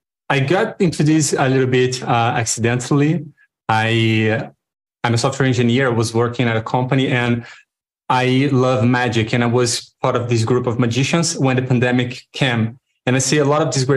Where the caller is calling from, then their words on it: Rio de Janeiro, Brazil; I'm coming in from Brazil, Rio de Janeiro.